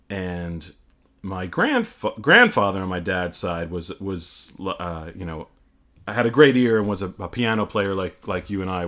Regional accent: Clinton, New Jersey, United States; I was born and raised in Clinton, the fine town to grow up in.

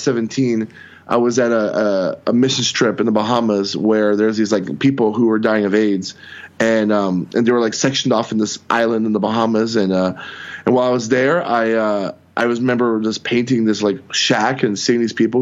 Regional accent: Tampa, Florida, United States; now in Milwaukee, United States; I was born in Tampa, Florida

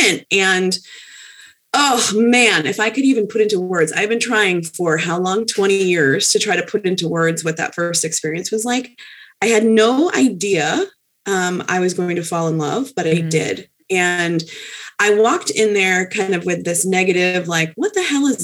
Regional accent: Westfield, Massachusetts, United States; moved away as an adult; also born or lived in South Hadley, Massachusetts; I move up to Massachusetts, where I'm originally from. I'm originally from Westfield, and moved to South Hadley

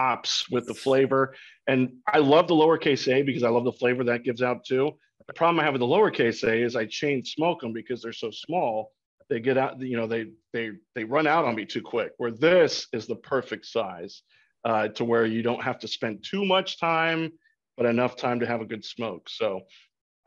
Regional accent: Florida, United States; also born or lived in Texas; now in Nashville, United States; when I was growing up in Florida

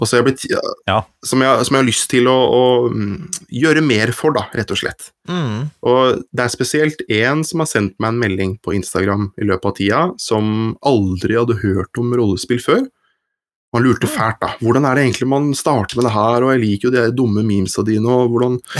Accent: Horten, Vestfold, Norway; moved away as an adult; now in Oslo, Norway; Jeg kommer fra Horten, jeg, i Vestfold

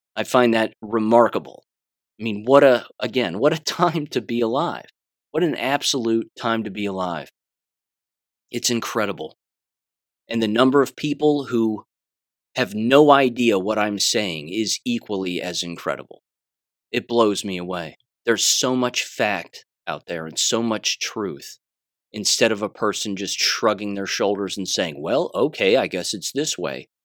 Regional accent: United States; as an American

